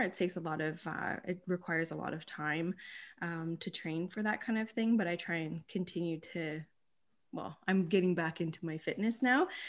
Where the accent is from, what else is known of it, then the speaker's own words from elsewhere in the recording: Bruce Mines, Ontario, Canada; also born or lived in Sault Ste. Marie; I grew up in Bruce Mines.